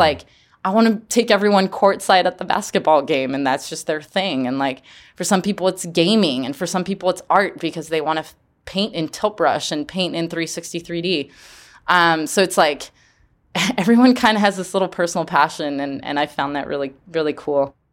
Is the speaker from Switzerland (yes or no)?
yes; Geneva, Switzerland; growing up in Geneva, there's about four hundred nonprofits that are based in Geneva.